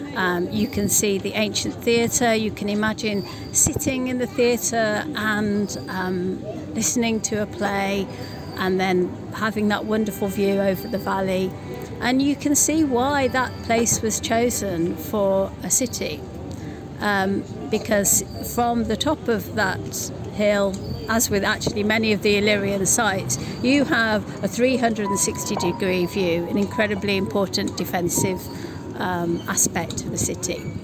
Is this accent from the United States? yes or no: no; United Kingdom; as a British person